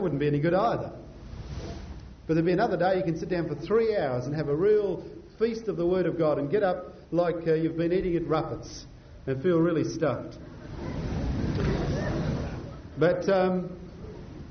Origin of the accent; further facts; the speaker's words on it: Scotland, United Kingdom; now in Adelaide, Australia; being a Scotsman